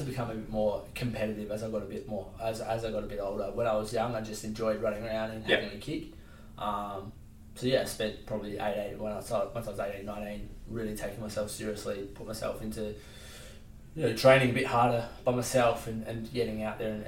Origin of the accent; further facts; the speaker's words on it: Salisbury, South Australia, Australia; I grew up in Salisbury.